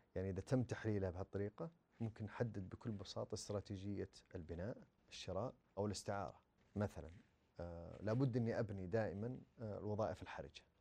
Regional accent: Saudi Arabia; عندنا في السعوديه

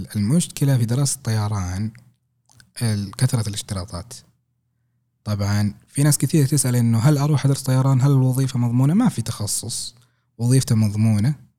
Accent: Saudi Arabia; عندنا في السعوديه

